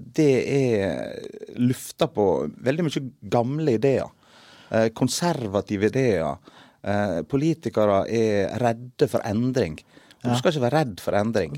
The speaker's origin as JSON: {"language": "Norwegian", "area": "Sunnmøre", "region": "Møre og Romsdal", "country": "Norway", "moved": "yes", "lives_now": "Stavanger, Norway", "said": "Jeg kommer opprinnelig fra Sunnmøre"}